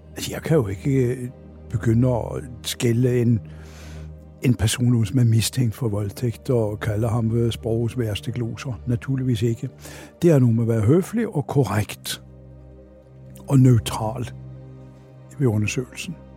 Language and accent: Danish; Oslo, Norway; Danish is a second language; moved away as an adult; now in Denmark; jeg er født og vokset op i Oslo